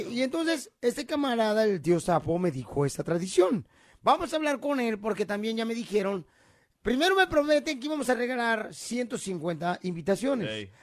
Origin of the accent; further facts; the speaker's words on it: Ocotlán, Jalisco, Mexico; moved away; yo en Ocotlán, Jalisco, cuando nací en Ocotlán, Jalisco en diciembre